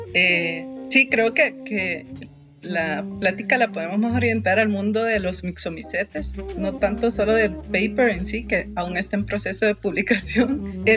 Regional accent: Honduras; moved away as an adult; now in Costa Rica; soy hondureña

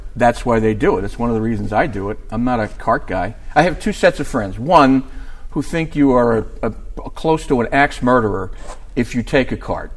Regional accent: New York, United States; I'm from New York

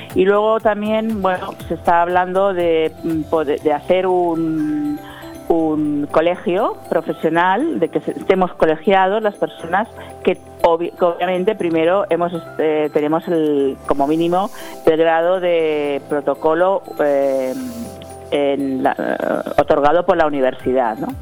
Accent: Valencian Community, Spain; de la comunidad valenciana

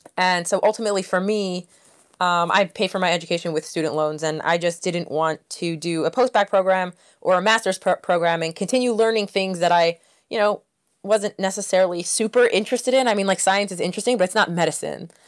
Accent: Northeast, United States; I am actually from the Northeast

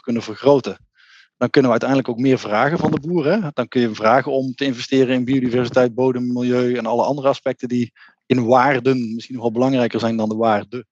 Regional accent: North Brabant, Netherlands; Ik kom uit Brabant

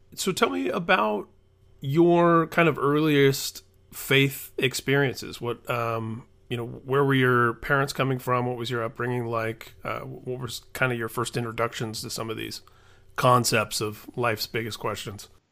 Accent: Indiana, United States; my home state, Indiana, where I grew up

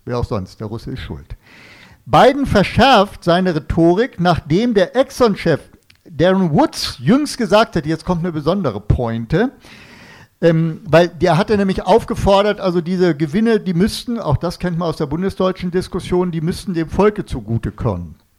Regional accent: Northern Germany, Germany; ich komme aus Norddeutschland

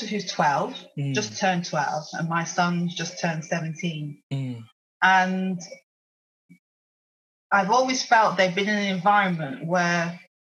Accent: Oldham, North West England, United Kingdom; moved away as an adult; also born or lived in London; I was born in Oldham, which is halfway between the Yorkshire Dales and Lancashire. Mm. But we sit on the Lancashire side.

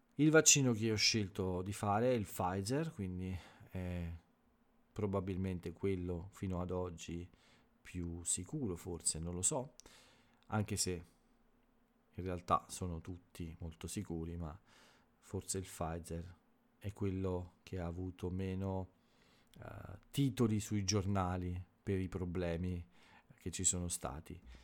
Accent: Italy

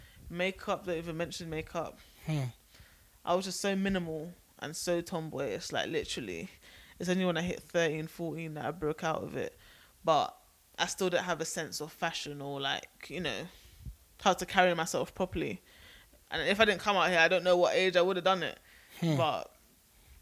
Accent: England, United Kingdom; now in United States; I'm British

